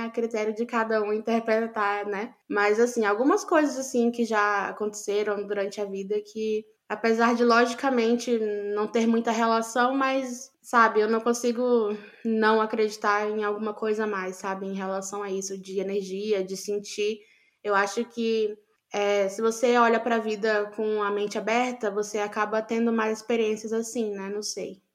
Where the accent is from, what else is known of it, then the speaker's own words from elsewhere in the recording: Amazon, Brazil; cresci na Amazônia